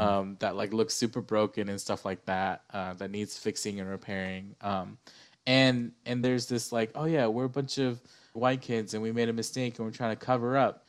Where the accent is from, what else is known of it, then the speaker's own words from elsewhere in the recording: United States; We're Asian American